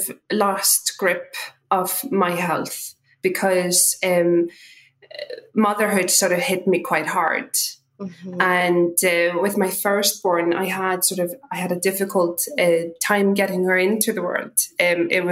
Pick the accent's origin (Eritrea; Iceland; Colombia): Iceland; also born or lived in London; now in Ireland; I'm from Iceland originally